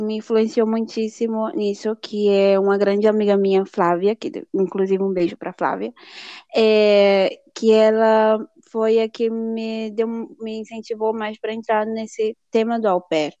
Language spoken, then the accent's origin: Portuguese; Fortaleza, Ceará, Brazil; moved away as an adult; now in Galicia, Spain; sou de Fortaleza, no Nordeste do Brasil